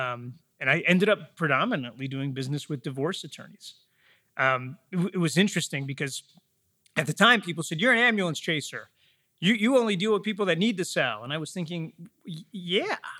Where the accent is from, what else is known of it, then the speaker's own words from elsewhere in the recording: Metro Detroit, Michigan, United States; I grew up in Metro Detroit, about forty miles west, uh, of the city